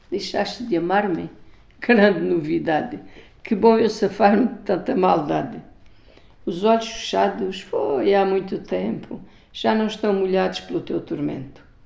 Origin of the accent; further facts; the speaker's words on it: Avis, Alentejo, Portugal; São as ruas da minha terra, as suas torres, as suas ruas estreitas, onde eu cresci